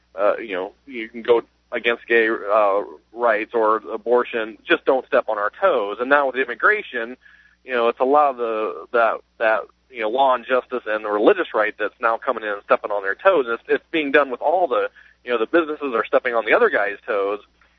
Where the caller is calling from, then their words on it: South Bend, Indiana, United States; Well, I'm in South Bend area, Indiana.